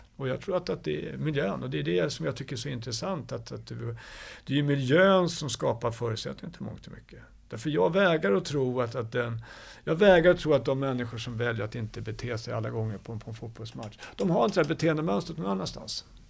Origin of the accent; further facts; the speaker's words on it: Stockholm, Stockholm County, Sweden; jag är uppvuxen i Stockholm